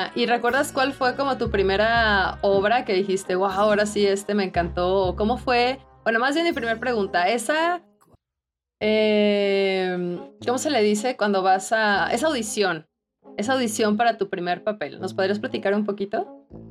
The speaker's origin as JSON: {"language": "Spanish", "country": "Mexico"}